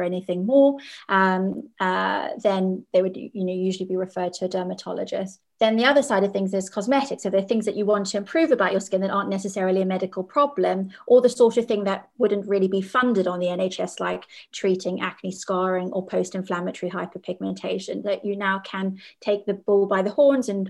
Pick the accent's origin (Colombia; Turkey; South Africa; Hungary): South Africa; As a child, I grew up in South Africa